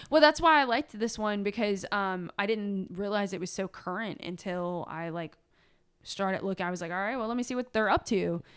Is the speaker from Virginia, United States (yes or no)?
yes; Virginia, United States; we're from Virginia